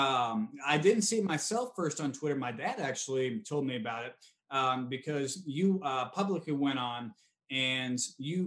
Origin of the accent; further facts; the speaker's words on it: Cleveland, Ohio, United States; We're from the Cleveland area